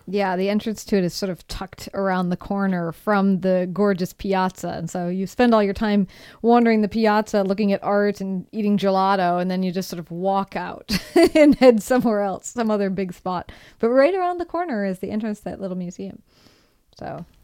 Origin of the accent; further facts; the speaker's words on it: Brainerd, Minnesota, United States; my hometown of Brainerd, Minnesota